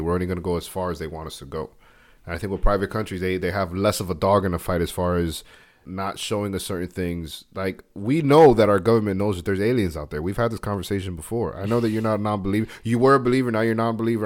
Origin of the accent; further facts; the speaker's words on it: United States; I love being an American